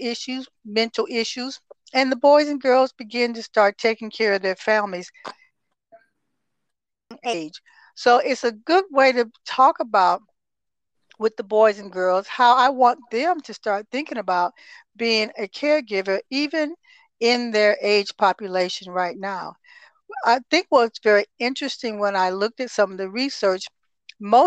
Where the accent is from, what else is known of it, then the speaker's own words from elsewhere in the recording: Toledo, Ohio, United States; moved away as an adult; also born or lived in Texas; I am originally from Toledo, Ohio, mm-hmm. and I was born and raised there.